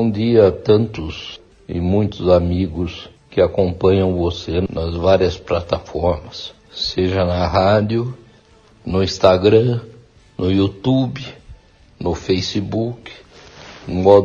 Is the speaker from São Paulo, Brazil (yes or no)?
yes; Mogi das Cruzes, São Paulo, Brazil; Eu, por acaso, nasci em São Paulo e fui criado em Mogi, aqui vivi até o meu casamento, com 24 anos, em 1971. Então me mudei para São Paulo e lá eu criei os três filhos.